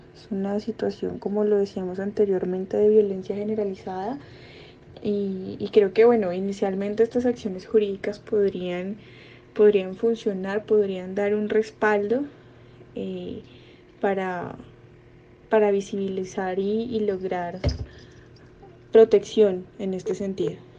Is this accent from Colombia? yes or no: yes; Colombia